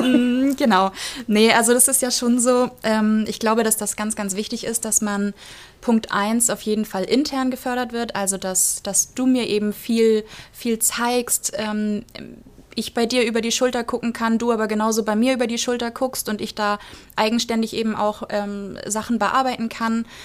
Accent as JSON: {"language": "German", "town": "Flensburg", "region": "Schleswig-Holstein", "country": "Germany", "said": "Ich komme tatsächlich aus Flensburg"}